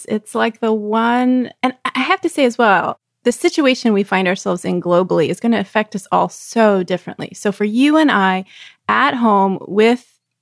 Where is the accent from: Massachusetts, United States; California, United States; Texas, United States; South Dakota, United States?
Texas, United States; I was growing up in Texas, we swam year round in an outdoor pool